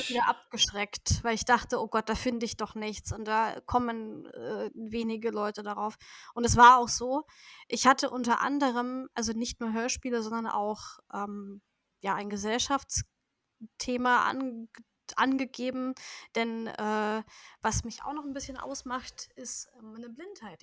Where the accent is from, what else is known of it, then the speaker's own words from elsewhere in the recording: Nuremberg, Bavaria, Germany; ich komme aus Bayern, natürlich. Besser gesagt aus Nürnberg oder Umgebung von Nürnberg.